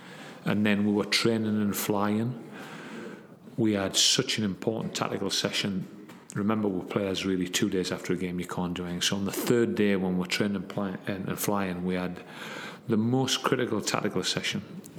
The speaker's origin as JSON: {"language": "English", "town": "Gateshead", "region": "North East England", "country": "United Kingdom", "said": "and I'm from Gateshead."}